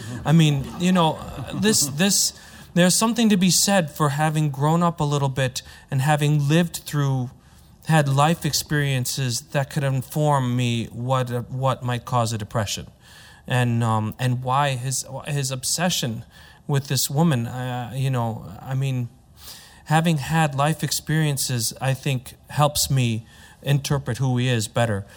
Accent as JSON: {"language": "English", "country": "United States", "said": "I'm American, so I have the, I have an American point of view"}